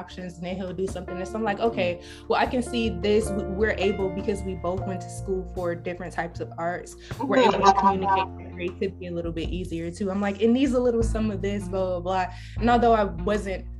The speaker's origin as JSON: {"language": "English", "town": "Detroit", "region": "Michigan", "country": "United States", "tie": "born or raised there", "moved": "as an adult", "lives_now": "New York, United States", "said": "I grew up in Detroit, like I said. So none of my family is here. All of my family is in Detroit"}